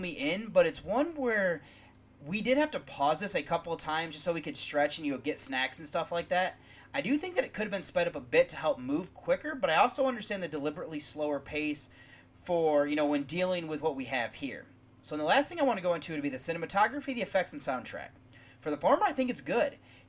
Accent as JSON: {"language": "English", "region": "Midwest", "country": "United States", "tie": "born or raised there", "lives_now": "Ohio, United States", "said": "We are both from the Midwest"}